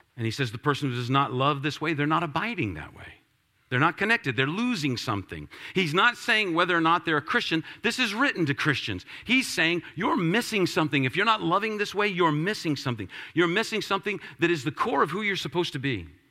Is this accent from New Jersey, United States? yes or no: no; Washington, District of Columbia, United States; I'm from Washington, D C